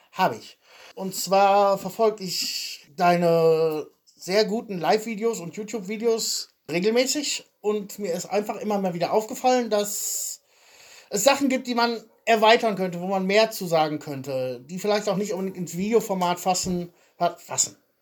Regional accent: Soest, North Rhine-Westphalia, Germany; moved away as an adult; also born or lived in Wilhelmshaven / Jena; now in Draganovo, Bulgaria; ich komme aus Soest

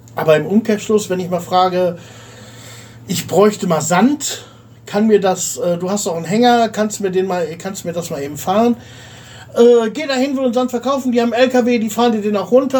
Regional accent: Germany; now in Bulgaria; wir haben als Deutsche

